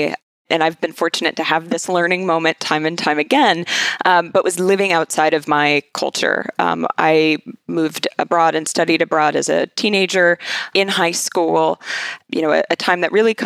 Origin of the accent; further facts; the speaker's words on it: Kansas, United States; I was born and raised in Kansas